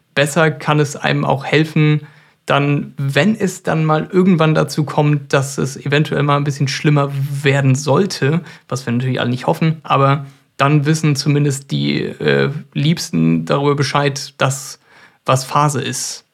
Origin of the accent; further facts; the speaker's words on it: Germany; bei uns in Deutschland